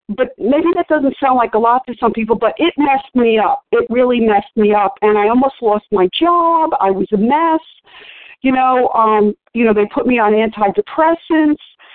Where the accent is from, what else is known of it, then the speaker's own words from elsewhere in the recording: New York, United States; growing up in New York